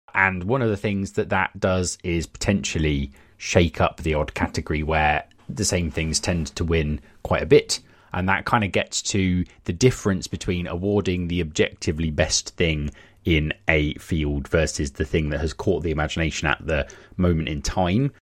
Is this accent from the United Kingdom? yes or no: yes; United Kingdom; I am very British